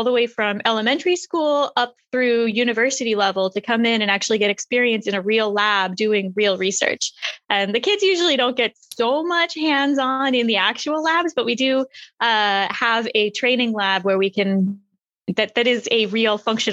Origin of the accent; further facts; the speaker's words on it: Manassas, Virginia, United States; moved away as an adult; now in Los Angeles, United States; I grew up in Manassas, Virginia, right outside DC